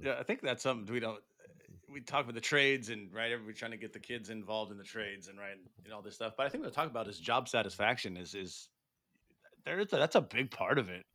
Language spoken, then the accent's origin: English; California, United States; moved away; I'm from California